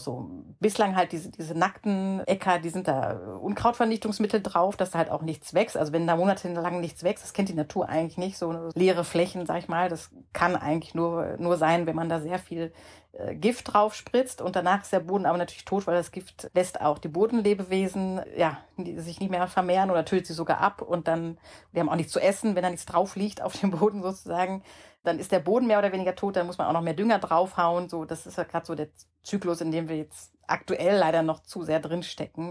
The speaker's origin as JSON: {"language": "German", "area": "Ruhr area", "region": "North Rhine-Westphalia", "country": "Germany", "tie": "born or raised there", "said": "in meiner Jugend im Ruhrgebiet"}